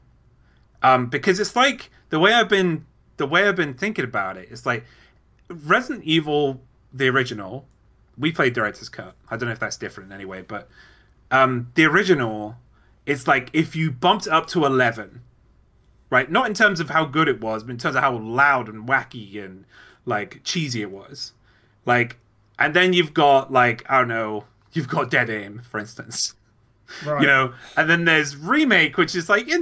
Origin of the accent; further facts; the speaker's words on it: United Kingdom; I'm British